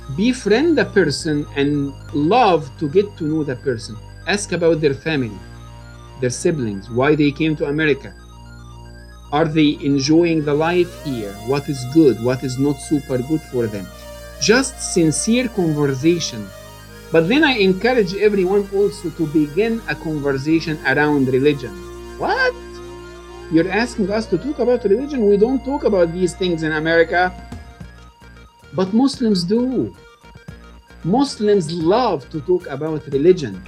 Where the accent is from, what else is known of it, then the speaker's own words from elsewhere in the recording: Egypt; moved away; I was born and raised in Egypt